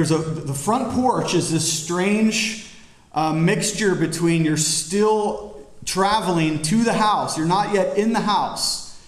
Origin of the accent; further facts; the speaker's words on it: Cuyahoga Falls, Ohio, United States; also born or lived in Florida; now in Pennsylvania, United States; I'm from Ohio. I was born there. I love it. It's my hometown, Cuyahoga Falls.